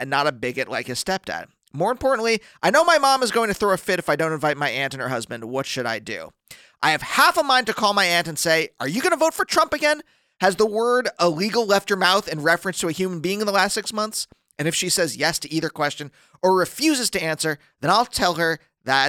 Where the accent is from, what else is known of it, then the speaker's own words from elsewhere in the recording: Pennsylvania, United States; now in Los Angeles, United States; We're from Pennsylvania, and my parents assimilated as fuck into the WASPy Germanness